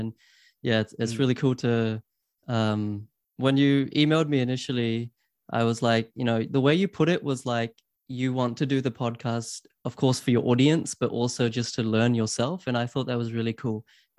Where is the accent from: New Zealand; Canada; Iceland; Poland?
New Zealand; also born or lived in Queensland, Australia / Sydney, Australia / London, United Kingdom; I grew up in New Zealand. I went to university at UQ in Queensland.